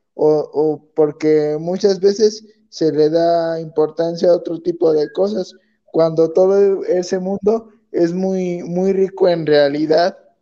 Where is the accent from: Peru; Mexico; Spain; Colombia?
Mexico; aquí en México